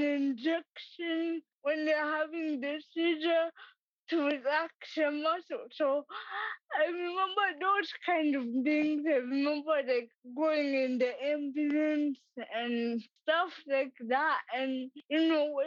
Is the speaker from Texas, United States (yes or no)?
no; Massachusetts, United States; I was born and raised in Massachusetts